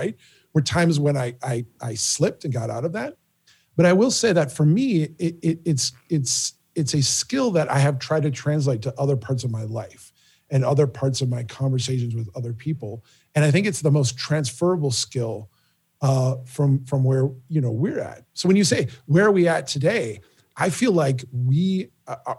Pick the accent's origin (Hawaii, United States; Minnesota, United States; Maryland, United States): Minnesota, United States; growing up in Minnesota, growing up here